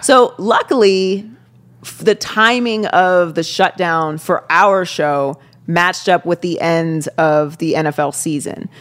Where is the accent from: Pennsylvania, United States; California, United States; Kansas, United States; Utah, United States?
Pennsylvania, United States; Pittsburgh; moved away as an adult; also born or lived in Miami; now in Los Angeles, United States; I was born and raised in Pittsburgh.